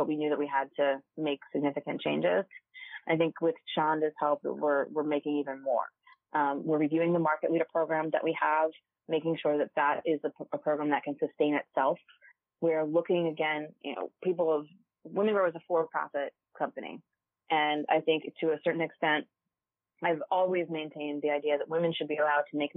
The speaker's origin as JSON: {"language": "English", "region": "New Jersey", "country": "United States", "tie": "born or raised there", "said": "my home state"}